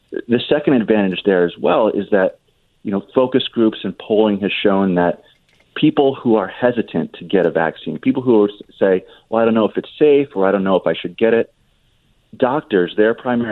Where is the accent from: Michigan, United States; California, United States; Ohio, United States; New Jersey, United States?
New Jersey, United States; In New Jersey, my home state